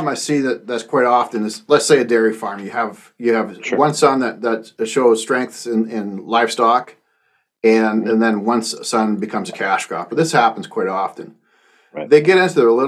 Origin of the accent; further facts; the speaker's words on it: Canada; moved away as an adult; also born or lived in United States; I was the guy from Canada that they flew in, and that's how I got down here in the U.S.